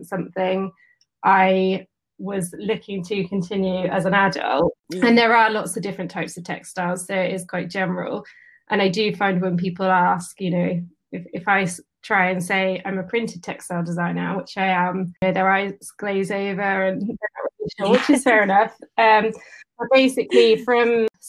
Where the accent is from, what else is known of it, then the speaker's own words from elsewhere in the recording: Bradford-on-Avon, South West England, United Kingdom; also born or lived in Bath; I live in Bath. I've grown up around Bath. I grew up in Bradford-on-Avon